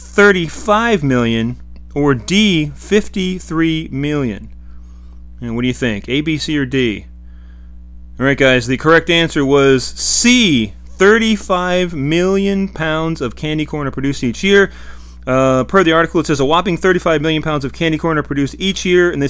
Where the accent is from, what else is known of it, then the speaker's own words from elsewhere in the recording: Florida, United States; my home state of Florida